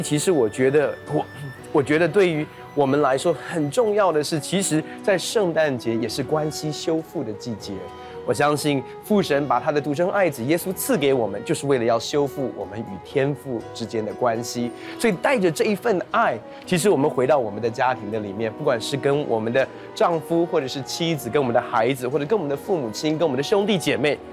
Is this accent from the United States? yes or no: yes; United States; now in Taiwan; 我大部分的时间其实在国外长大，那国外过圣诞节就跟台湾很不一样